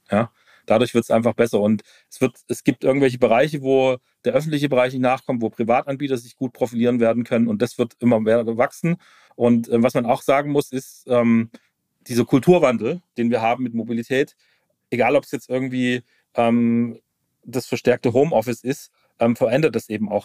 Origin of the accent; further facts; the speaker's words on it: Stuttgart, Baden-Württemberg, Germany; ich komme aus Stuttgart, Automotive Town